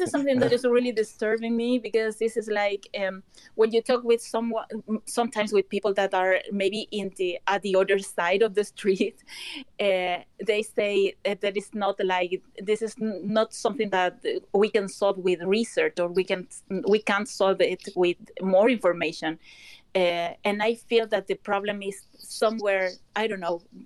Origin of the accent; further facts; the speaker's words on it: Chile; now in Malmö, Sweden; I'm a Chilean